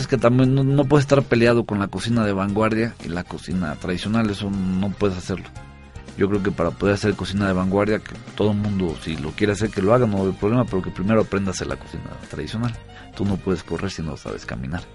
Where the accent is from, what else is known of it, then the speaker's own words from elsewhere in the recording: Oaxaca, Mexico; also born or lived in San Sebastián, Spain; los oaxaqueños siempre, yo siempre he dicho que somos muy a todo dar